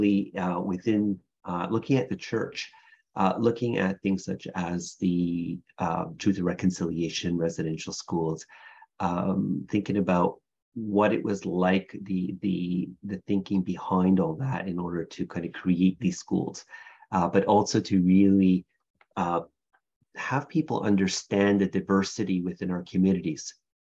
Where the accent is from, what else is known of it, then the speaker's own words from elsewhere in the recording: Kahnawake, Quebec, Canada; now in Toronto, Canada; I am Mohawk from Ganawage, which is a community just outside of Montreal, so actually where I was raised